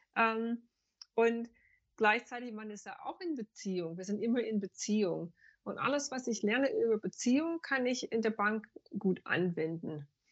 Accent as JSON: {"language": "German", "country": "United States", "second_language": "German", "moved": "as an adult", "lives_now": "Frankfurt, Germany", "said": "Ich komme ursprünglich aus den USA und ich bin mit 25 fest nach Deutschland gekommen"}